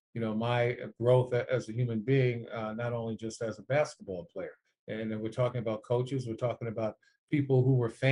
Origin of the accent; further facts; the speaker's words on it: New York City, New York, United States; growing up in New York City, I was a television child